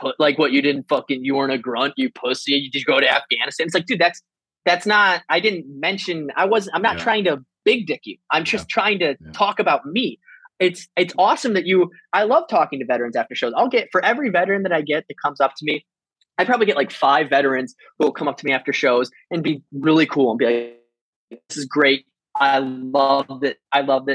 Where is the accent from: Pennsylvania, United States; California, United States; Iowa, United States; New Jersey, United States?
Iowa, United States; moved away as an adult; also born or lived in San Diego / Denver / Camp Pendleton; now in Florida, United States; being from Iowa and like what that means and how that affects me now